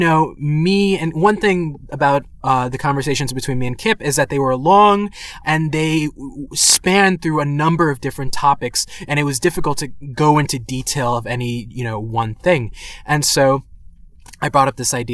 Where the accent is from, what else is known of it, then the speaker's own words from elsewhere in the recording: New York City, New York, United States; I was born and raised in the Bronx, New York